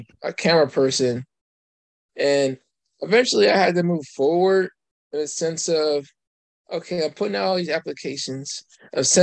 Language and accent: English; Coatesville, Pennsylvania, United States; now in Lancaster, United States; I'm originally from Coastal